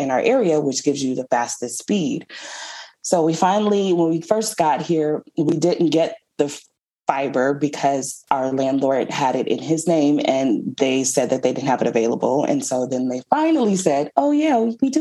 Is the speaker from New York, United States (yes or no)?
no; Michigan, United States; moved away; also born or lived in California / Spain; Born and raised in Michigan and then moved to California